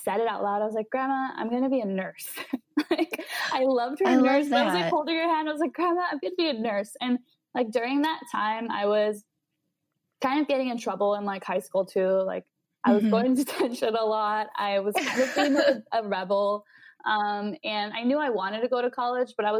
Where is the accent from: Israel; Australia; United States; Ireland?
United States; Los Angeles, California; moved away as an adult; also born or lived in San Francisco, United States; now in Chicago, United States; I'm from Los Angeles area